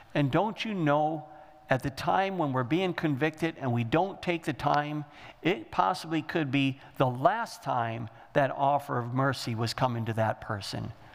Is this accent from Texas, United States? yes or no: no; Michigan, United States; We're from Michigan